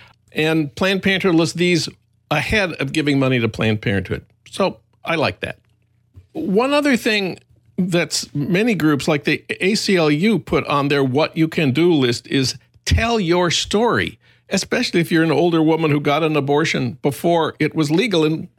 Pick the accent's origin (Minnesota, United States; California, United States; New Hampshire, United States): Minnesota, United States; my home state of Minnesota